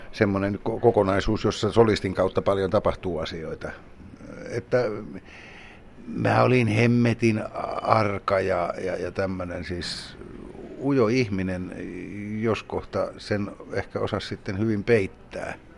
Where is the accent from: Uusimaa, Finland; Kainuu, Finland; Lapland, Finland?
Lapland, Finland; Kemi; moved away as an adult; olin kovinkin ahdistuneena kotikaupungissani Kemissä